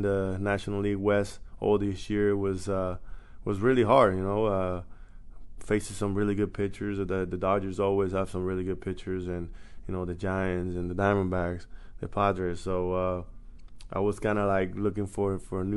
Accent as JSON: {"language": "English", "country": "Venezuela", "tie": "born or raised there", "moved": "as an adult", "said": "my hometown in Venezuela"}